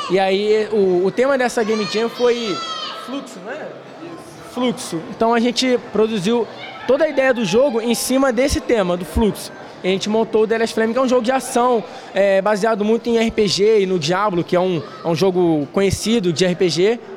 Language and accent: Portuguese; Tinguá, Rio de Janeiro, Brazil; sou da Tinguá também.